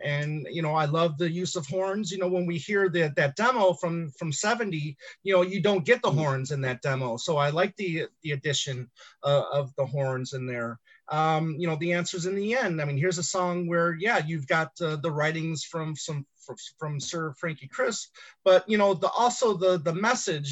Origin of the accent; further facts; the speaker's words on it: Michigan, United States; growing up in Michigan